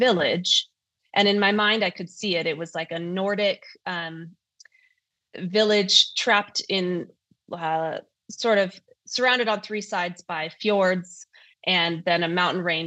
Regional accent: North Idaho, United States; accent: North Idaho; I live in Idaho, as you can tell from my lack of an accent, I guess, or maybe my North Idaho accent.

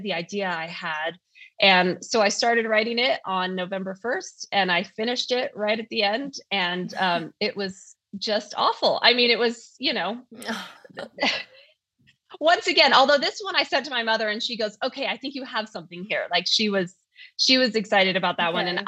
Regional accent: North Idaho, United States; accent: North Idaho; I live in Idaho, as you can tell from my lack of an accent, I guess, or maybe my North Idaho accent.

